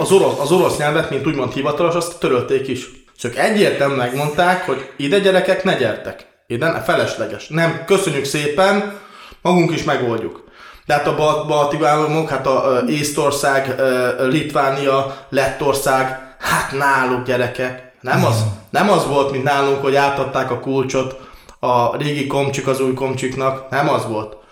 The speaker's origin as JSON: {"language": "Hungarian", "area": "Transcarpathia", "region": "Zakarpattia Oblast", "country": "Ukraine", "tie": "born or raised there", "said": "én Kárpátalján születtem"}